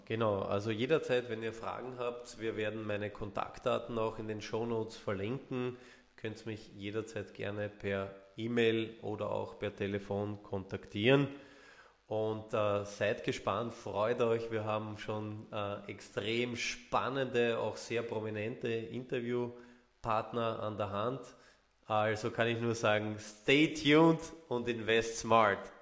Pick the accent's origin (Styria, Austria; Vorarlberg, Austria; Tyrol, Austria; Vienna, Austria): Vienna, Austria; accent: Viennese; Ich bin geborener Wiener, also hört man, äh, Ja, hört man auch zum Teil raus und darauf lege ich auch Wert, dass man das noch ein bisschen raushört